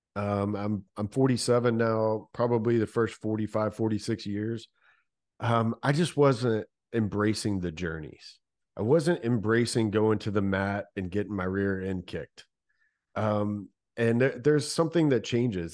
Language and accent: English; Louisville, Kentucky, United States; born and raised in Louisville, Kentucky